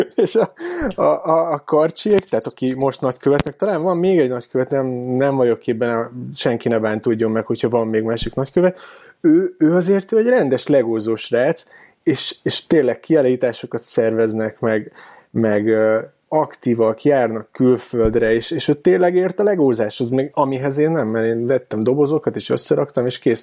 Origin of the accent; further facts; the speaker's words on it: Keszthely, Zala, Hungary; also born or lived in Pécs; now in Budapest, Hungary; én egyébként keszthelyi vagyok